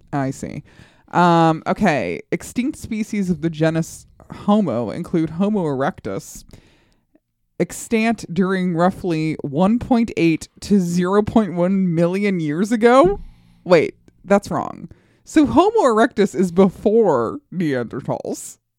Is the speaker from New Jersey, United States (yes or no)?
no; Colorado, United States; moved away; I grew up in Colorado